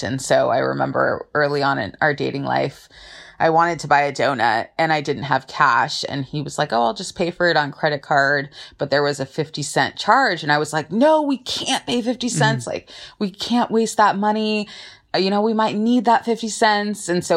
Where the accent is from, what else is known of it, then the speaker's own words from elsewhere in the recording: Southern California, United States; I'm from Southern California and I am an attorney.